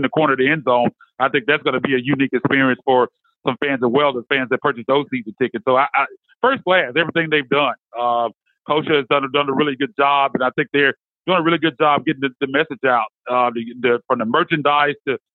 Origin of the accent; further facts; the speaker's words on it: Memphis, Tennessee, United States; also born or lived in San Francisco; Basically a lifelong Memphian. I was born in San Francisco, actually, but I've been in Memphis pretty much all my life